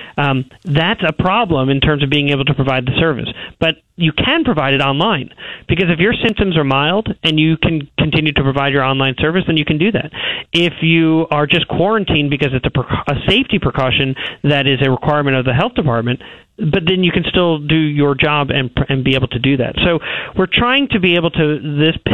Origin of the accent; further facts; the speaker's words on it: New York, United States; moved away; we're from New York